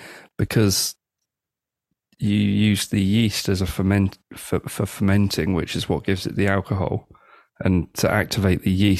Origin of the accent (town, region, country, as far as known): United Kingdom